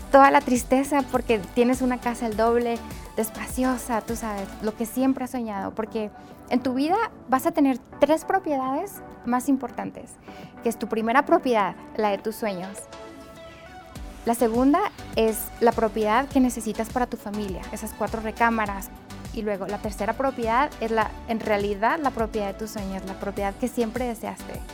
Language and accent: Spanish; Mexico; Le dije, yo soy de México, yo hablo español, puedo traducir con mucho gusto.